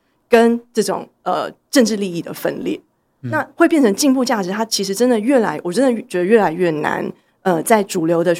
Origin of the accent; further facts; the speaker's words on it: Taiwan; 所以我们经历个，比如说作为一个台湾人或台湾人认同这件事情